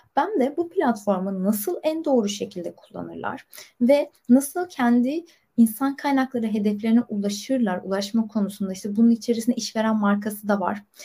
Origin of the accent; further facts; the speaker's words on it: Istanbul, Turkey; moved away as an adult; also born or lived in Bursa; İstanbul'da doğdum, büyüdüm